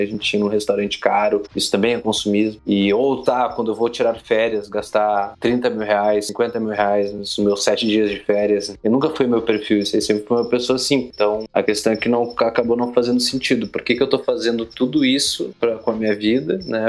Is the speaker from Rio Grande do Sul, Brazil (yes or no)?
yes; Torres, Rio Grande do Sul, Brazil; moved away as an adult; also born or lived in Porto Alegre / Bahia / Goiás; Eu sou gaúcho, natural de Porto Alegre, Rio Grande do Sul, mas me criei numa cidade do litoral do Rio Grande do Sul chamada Torres